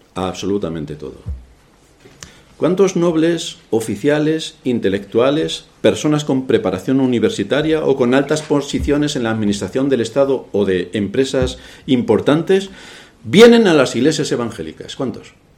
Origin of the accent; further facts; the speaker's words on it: Castilla-La Mancha, Spain; moved away; yo soy el de un lugar de la Mancha de cuyo nombre no quiero ni acordarme